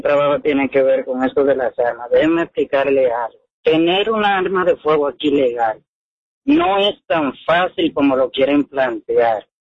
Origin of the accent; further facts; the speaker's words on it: Dominican Republic; now in Washington, D.C., United States; Yo soy dominicano y vivo en Washington, D.C.